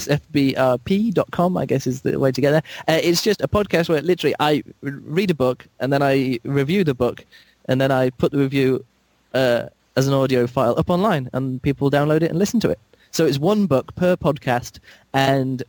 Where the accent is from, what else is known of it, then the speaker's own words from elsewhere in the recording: England, United Kingdom; I'm from England